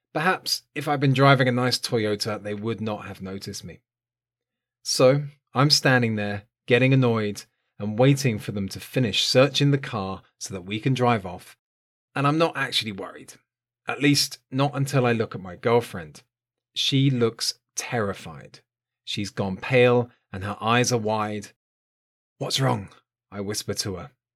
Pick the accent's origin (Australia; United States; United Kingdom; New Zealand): United Kingdom; south coast of England; was living on the south coast of England, in my hometown